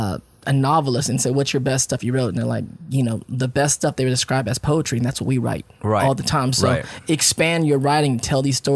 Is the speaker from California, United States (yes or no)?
yes; Paramount, California, United States; also born or lived in San Francisco Bay Area, California; I grew up in Paramount out here. So we was from the hood.